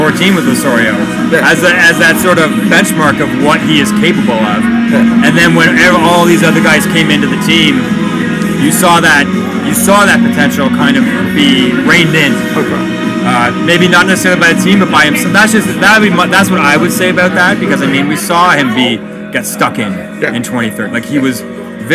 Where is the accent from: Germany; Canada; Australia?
Canada; being a Canadian homer